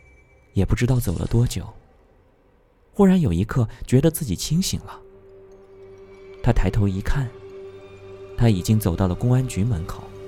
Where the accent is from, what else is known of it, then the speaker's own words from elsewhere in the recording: a small county town in Sichuan, China; 我的家乡在四川的一个小县城里。